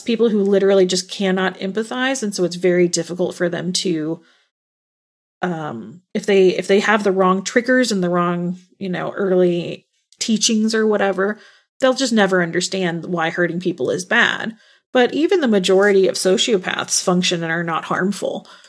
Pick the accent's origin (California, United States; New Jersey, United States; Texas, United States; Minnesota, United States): Texas, United States; born or raised there